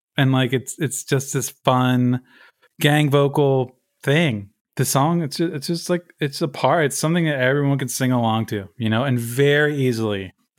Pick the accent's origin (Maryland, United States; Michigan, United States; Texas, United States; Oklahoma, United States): Maryland, United States; Baltimore; I'm from Baltimore, man. I don't want to talk about the Red Sox.